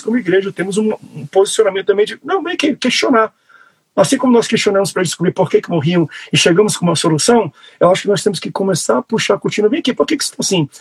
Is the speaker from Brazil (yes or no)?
yes; Amazonas, Brazil; eu sou amazonense